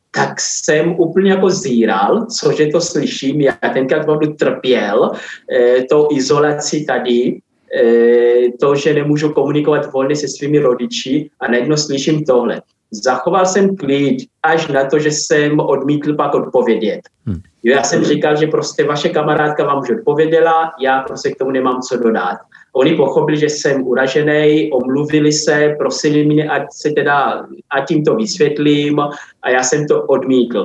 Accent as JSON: {"language": "Czech", "country": "Angola", "moved": "as an adult", "lives_now": "Czech Republic", "said": "pořád se cítím zároveň i jako Angolán"}